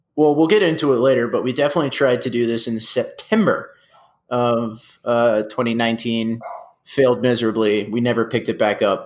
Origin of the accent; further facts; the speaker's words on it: San Antonio, Texas, United States; we're from San Antonio